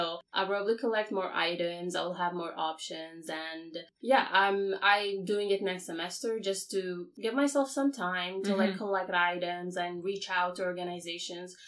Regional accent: Iraq; moved away as an adult; now in Canada; I'm from Iraq originally. I came here to Canada 3 years ago

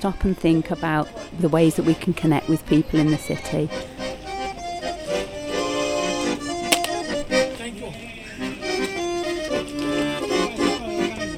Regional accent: Coventry, West Midlands, United Kingdom; growing up in Coventry

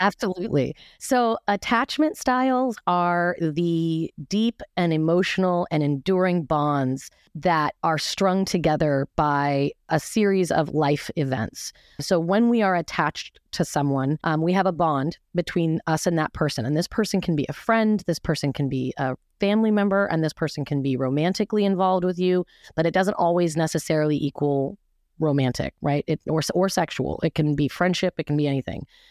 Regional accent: Seattle, Washington, United States; I was raised in Seattle in an extremely conservative, fundamentalist, religious

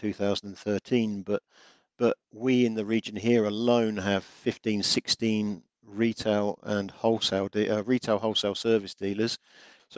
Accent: England, United Kingdom; being English

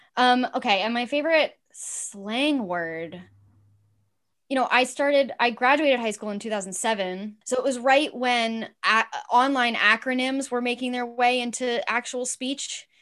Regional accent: Los Angeles, California, United States; I grew up in Los Angeles. I was born in Cedar Sinai

